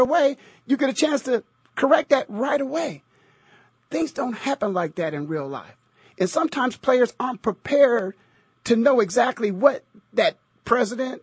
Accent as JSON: {"language": "English", "town": "Canton", "region": "Ohio", "country": "United States", "tie": "born or raised there", "said": "I was born and raised in Canton, Ohio"}